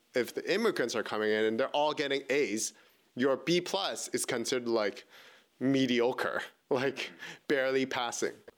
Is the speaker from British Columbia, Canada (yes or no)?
yes; Vancouver, British Columbia, Canada; born and raised in Vancouver